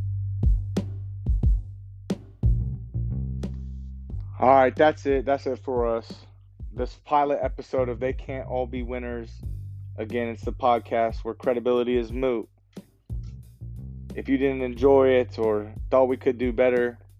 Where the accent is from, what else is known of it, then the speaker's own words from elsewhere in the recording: New York, United States; moved away; I'm from New York originally